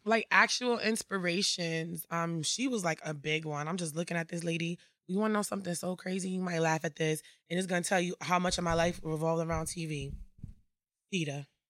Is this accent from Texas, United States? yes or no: no; Bridgeport, Connecticut, United States; I'm from Bridgeport, Connecticut, born and raised.